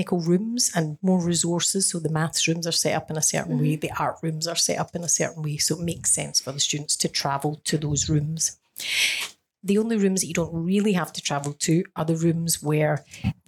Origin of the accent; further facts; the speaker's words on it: Scotland, United Kingdom; now in Australia; I come from Scotland